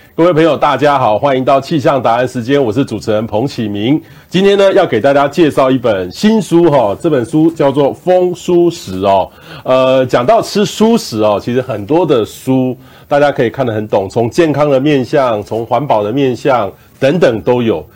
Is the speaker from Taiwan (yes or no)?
yes; Taiwan; 我们台湾人